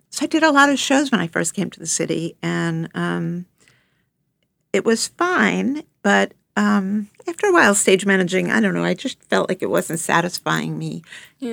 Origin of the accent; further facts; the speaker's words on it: Long Island, New York, United States; I grew up on Long Island